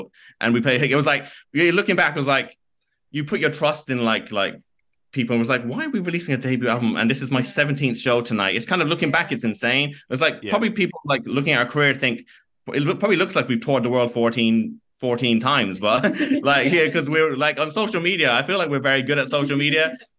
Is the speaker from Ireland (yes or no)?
yes; County Kerry, Ireland; we're from Kerry in County Kerry in Ireland. And we had people chanting Kerry as we're walking out in Germany.